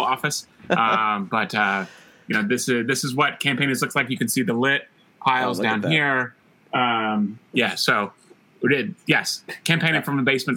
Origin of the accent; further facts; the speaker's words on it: Palmyra, Missouri, United States; also born or lived in Columbia, Missouri; I grew up in Northeast Missouri in Palmyra, went to Mizzou